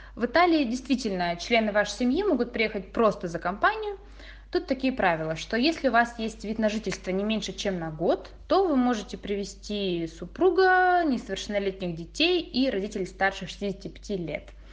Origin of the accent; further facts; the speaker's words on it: Russia; moved away as an adult; now in Italy; мы выросли в России